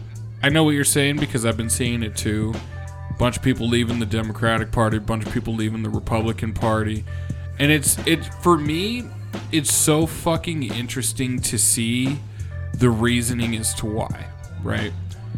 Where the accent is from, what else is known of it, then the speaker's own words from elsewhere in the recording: San Diego, California, United States; Bro, I grew up in San Diego. Come on.